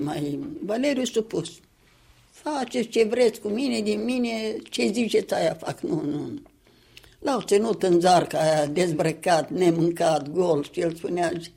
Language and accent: Romanian; Sîngerei, Sîngerei District, Moldova; la noi acasă, în Sângerei de acum